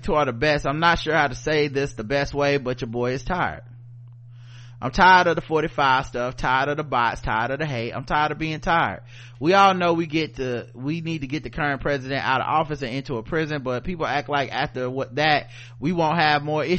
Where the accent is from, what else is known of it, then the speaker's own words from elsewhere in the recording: Zambia; In my home country, Zambia, they are still on the books even after all the trouble folks went through to get control back from British colonial officials.